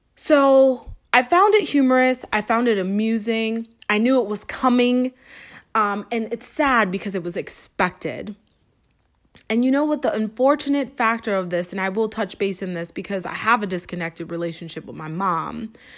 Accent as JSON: {"language": "English", "town": "Springfield", "region": "Massachusetts", "country": "United States", "tie": "born or raised there", "moved": "yes", "said": "Springfield, Massachusetts. Yes, my hometown"}